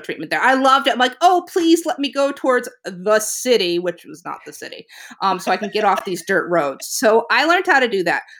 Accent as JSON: {"language": "English", "region": "New England", "country": "United States", "tie": "born or raised there", "moved": "yes", "lives_now": "Virginia, United States", "said": "I grew up in New England, and even moving down to Virginia feels too hot."}